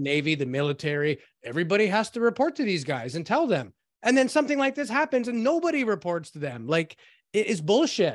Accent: Canada; we're Canadian

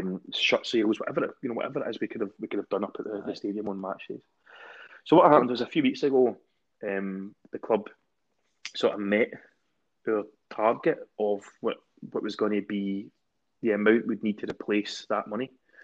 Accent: Glasgow, Scotland, United Kingdom; accent: Glasgow; I look forward to getting slaughtered off my pals for my Glasgow Uni accent because I did try and keep it PC and above board.

